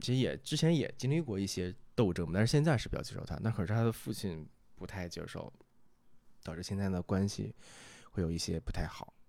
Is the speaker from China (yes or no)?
yes; Northeast China, China; 我们东北话讲